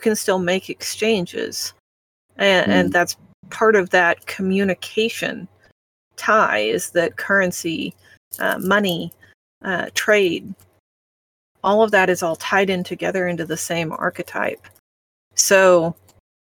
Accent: Midwest, United States; I'm from the Midwest.

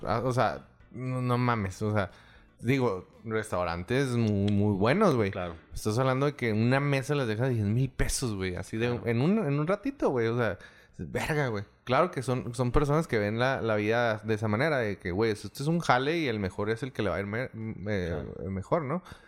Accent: Delicias, Chihuahua, Mexico; yo soy de Delicias

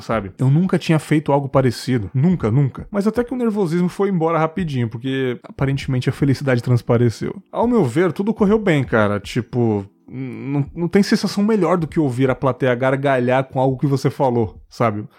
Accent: São Paulo, Brazil; Eu sou de São Paulo

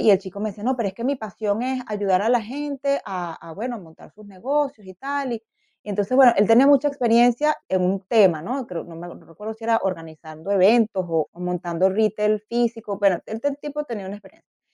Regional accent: Venezuela; moved away as an adult; also born or lived in Canada; now in Berlin, Germany; yo soy venezolana de origen

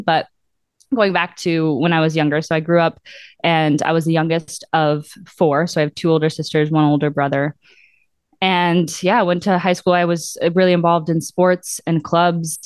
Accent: Mosinee, Wisconsin, United States; moved away as an adult; now in Milwaukee, United States; Growing up in central Wisconsin, and then I moved to Milwaukee for school, and then I stayed

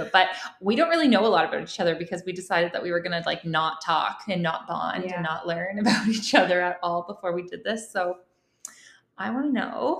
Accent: Alliston, Ontario, Canada; also born or lived in Tottenham, Ontario; now in Lloydminster, Canada; Tottenham, Ontario, which is kind of where I grew up, kind of Tottenham, kind of Alliston

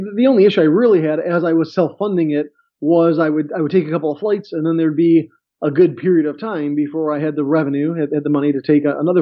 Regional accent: Chicago, Illinois, United States; I grew up in Chicago

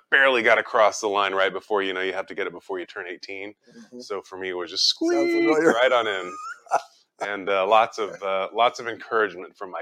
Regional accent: Richardson, Texas, United States; I grew up in Richardson, just down the street

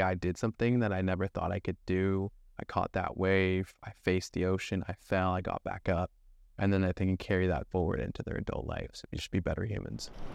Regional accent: Thousand Oaks, California, United States; also born or lived in Camp Pendleton, California; I was born and raised in Thousand Oaks, California, which is a small little suburb in Ventura County

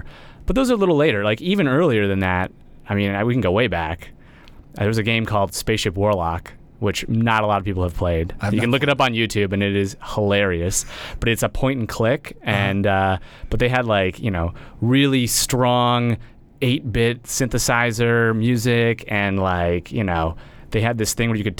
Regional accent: Sudbury, Massachusetts, United States; A little town called Sudbury, Massachusetts.

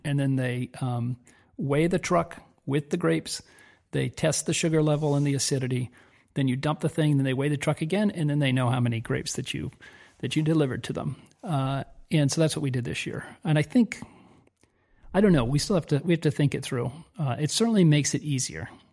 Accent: Southern California, United States; moved away as an adult; now in Italy; We grew up in Southern California

